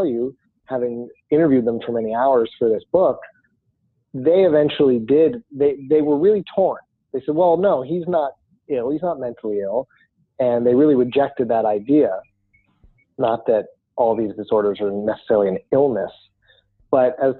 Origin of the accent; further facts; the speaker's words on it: New Jersey, United States; moved away as an adult; also born or lived in Idaho; I grew up before I moved to Idaho in my 20s, I grew up in New Jersey.